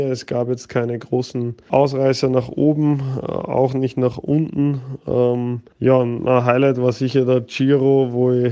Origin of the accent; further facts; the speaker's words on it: Austria; Äh, bin selber wollte mal Skifahrer werden, als Österreicher kein, ja, wie soll ich sagen, kein, keine große Verwunderung wahrscheinlich. Ich bin mit vier Jahren oder drei Jahren schon auf den Brettern gestanden